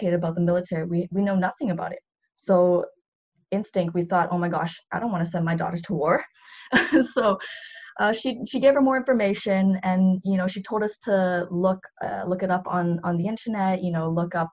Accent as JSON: {"language": "English", "town": "Vancouver", "region": "British Columbia", "country": "Canada", "tie": "born or raised there", "said": "I was born and raised in Vancouver"}